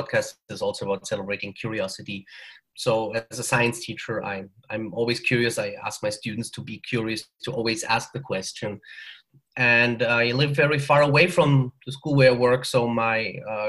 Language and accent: English; Germany; accent: German; also born or lived in northern Mexico; now in Mexico; I'm from Germany originally. So I think you can hear that from the accent. But I'm living in northern Mexico